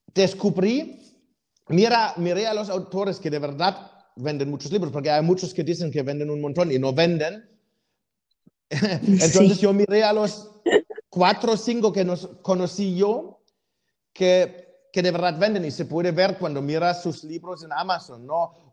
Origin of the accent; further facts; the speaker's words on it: Germany; moved away; siendo alemán